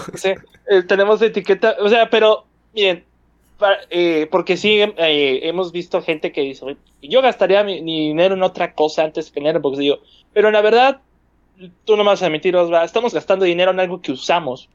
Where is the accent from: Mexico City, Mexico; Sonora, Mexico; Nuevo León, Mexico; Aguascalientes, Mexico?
Nuevo León, Mexico; Monterrey; siendo regio